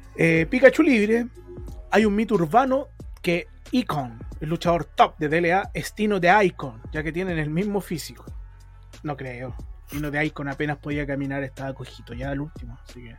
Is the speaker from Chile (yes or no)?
yes; Chile; nosotros como chilenos